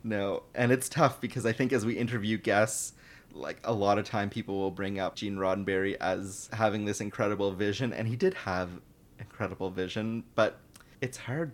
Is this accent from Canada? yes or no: yes; Toronto, Ontario, Canada; I'm from Toronto